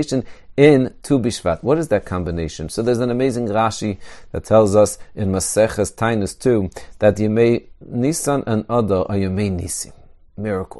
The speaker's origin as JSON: {"language": "English", "country": "Israel", "tie": "born or raised there", "said": "I grew up in Eretz Yisrael."}